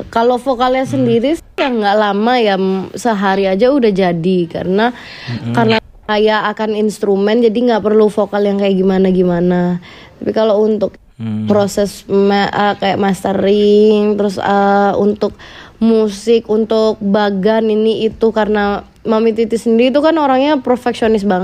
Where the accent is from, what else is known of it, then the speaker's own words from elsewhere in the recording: Surabaya, East Java, Indonesia; aku juga asalnya dari Surabaya aku bisa bahasa Jawa